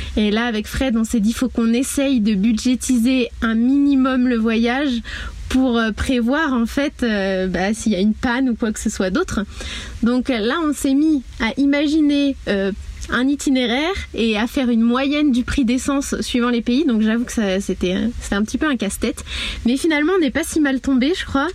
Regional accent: Mayenne, Pays de la Loire, France; moved away as an adult; also born or lived in Guadeloupe; je suis originaire de la Mayenne

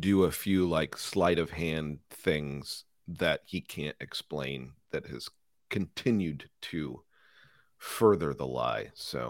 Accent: Omaha, Nebraska, United States; now in Bay Area, United States; And I have a similar story, because I'm from the Midwest, from Omaha, Nebraska. My dad worked for an airline, and then the first decade of my career was basically travel. So I've had the opportunity to go everywhere. Now I live in the Bay Area.

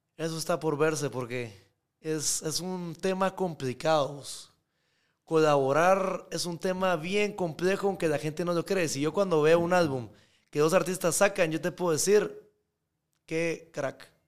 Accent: Guatemala; yo soy de Guatemala

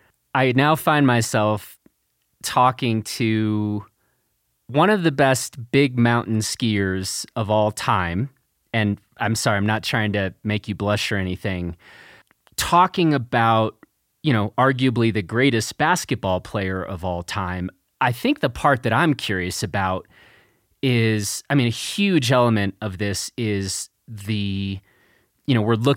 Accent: Chicago, Illinois, United States; I grew up in Chicago.

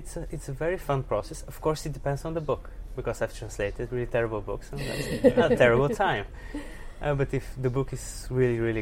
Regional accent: Sofia, Sofia City, Bulgaria; I'm from Sofia, Bulgaria, and I'm a writer and translator

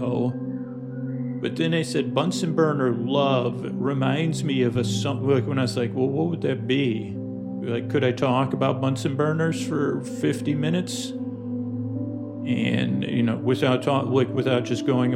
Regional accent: Syracuse, New York, United States; moved away; growing up in Syracuse

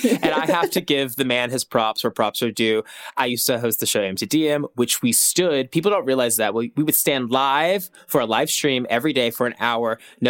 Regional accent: Tennessee, United States; moved away; I grew up in Tennessee

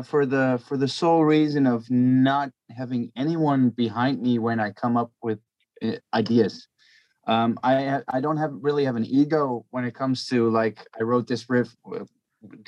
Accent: Belgium; I'm from Belgium.

